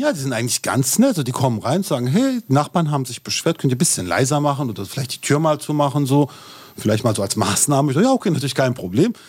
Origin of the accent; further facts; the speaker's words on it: Turkey; ich bin Türke